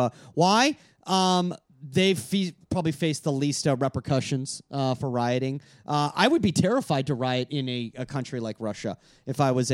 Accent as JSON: {"language": "English", "country": "Venezuela", "tie": "born or raised there", "moved": "yes", "lives_now": "United States", "said": "I was born in Venezuela."}